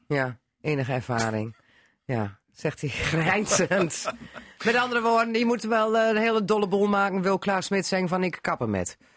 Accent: Drenthe, Netherlands; we zijn Drenten onder elkaar

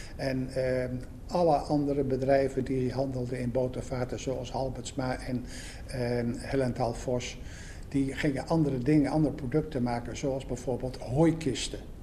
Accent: Assen, Drenthe, Netherlands; now in Belgium; Ik ben Assenaar. Ik ben in Assen geboren en getogen

